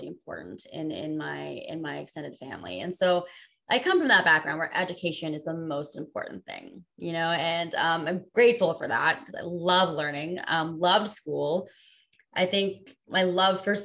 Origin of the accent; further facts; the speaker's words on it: United States; a spoiled kid growing up in America